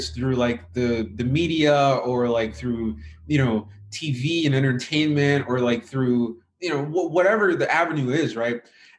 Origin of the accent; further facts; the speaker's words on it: Kansas, United States; And so like growing up in America, moving around a lot, you know, in some areas I was around, like you, like right now how I'm speaking English is kind of like my default, right? Because I'd say that's because of where I was raised in, like, you know, the Midwest in Kansas.